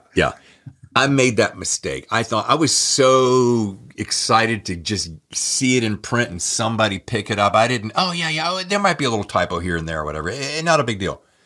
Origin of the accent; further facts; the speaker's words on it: Winston-Salem, North Carolina, United States; I'm from Winston-Salem